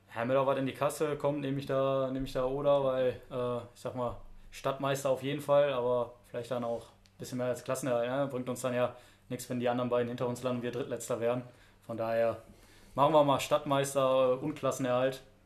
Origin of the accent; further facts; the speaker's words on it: Duisburg, North Rhine-Westphalia, Germany; ich bin ja gebürtiger Duisburger